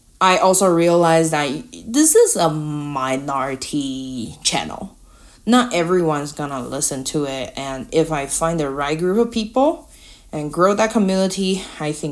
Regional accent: Taiwan; English is a second language; moved away; I'm from Taiwan. English is not my native language

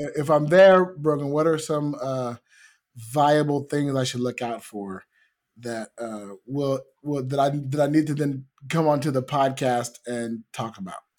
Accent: United States; I am American

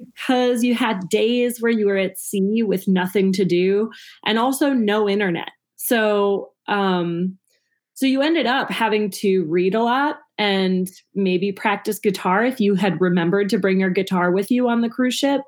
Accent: Minnesota, United States; moved away as an adult; now in Chicago, United States; I grew up in Minnesota. I moved to Chicago in 2008 to pursue comedy.

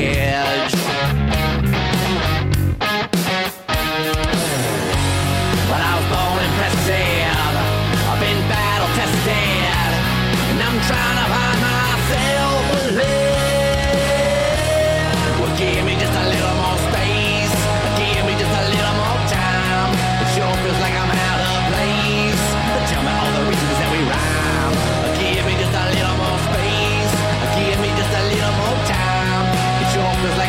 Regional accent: Youngstown, Ohio, United States; my hometown, Youngstown

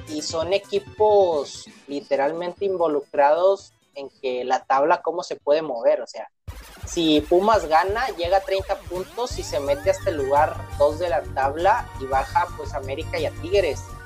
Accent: Monterrey, Nuevo León, Mexico; como regio

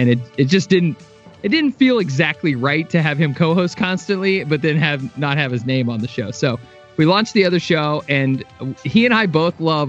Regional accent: Kansas City, Missouri, United States; I'm from Kansas City

